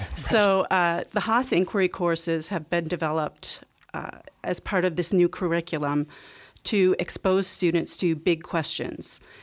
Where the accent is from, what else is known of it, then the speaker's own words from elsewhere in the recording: Canada; I grew up in Canada